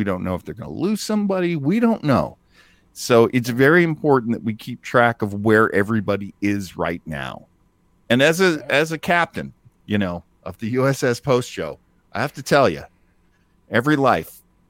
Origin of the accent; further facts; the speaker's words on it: New England, United States; French, because I grew up in New England and the French Canadians are just considered the enemy.